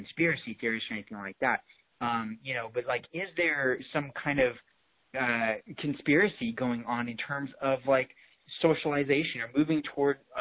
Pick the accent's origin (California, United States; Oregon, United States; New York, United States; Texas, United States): California, United States; Los Angeles; now in San Diego, United States; I was born and raised in Los Angeles. I lived there for about 13 years